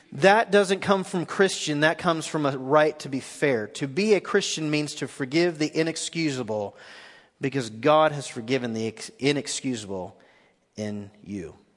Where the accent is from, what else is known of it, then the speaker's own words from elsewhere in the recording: Nashville, Tennessee, United States; I'm from East Nashville.